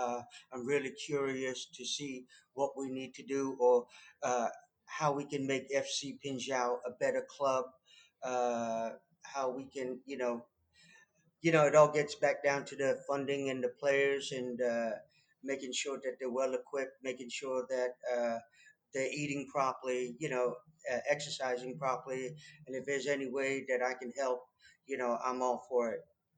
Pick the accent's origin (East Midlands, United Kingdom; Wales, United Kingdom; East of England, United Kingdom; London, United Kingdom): East Midlands, United Kingdom; Leicester; now in Wichita Falls, United States; Well, a good friend of mine, here in Wichita Falls. He was also born and raised in England, in Leicester as well.